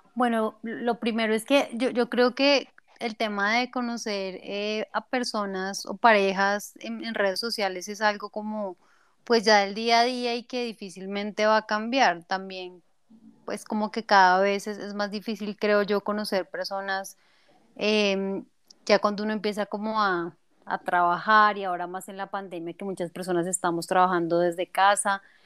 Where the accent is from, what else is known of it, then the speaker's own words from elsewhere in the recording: Bogotá, Colombia; now in Mexico; yo soy colombiana, específicamente de Bogotá